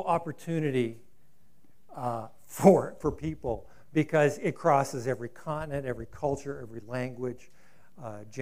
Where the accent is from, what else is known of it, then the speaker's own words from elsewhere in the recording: Rio Rancho, New Mexico, United States; So this is, you know, my hometown in some regards